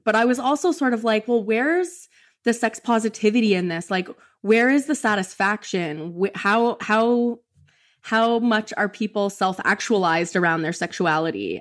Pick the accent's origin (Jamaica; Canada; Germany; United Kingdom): Canada; moved away as an adult; now in Kentucky, United States; I'm from Canada